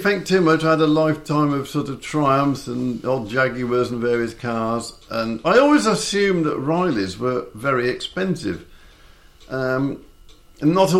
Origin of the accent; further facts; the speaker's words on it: Coventry, West Midlands, United Kingdom; now in Ross-on-Sea, United Kingdom; It's born and bred in Coventry